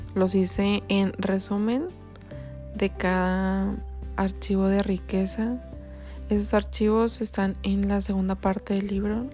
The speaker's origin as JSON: {"language": "Spanish", "country": "Mexico", "also_born_or_lived": "Ireland / Canada", "said": "Soy mexicana, tengo 28 años"}